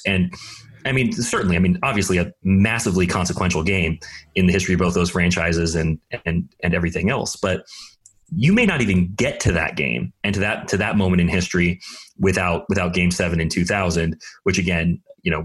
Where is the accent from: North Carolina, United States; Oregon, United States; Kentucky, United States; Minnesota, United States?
Oregon, United States; moved away; when I was a teenager, I grew up in Oregon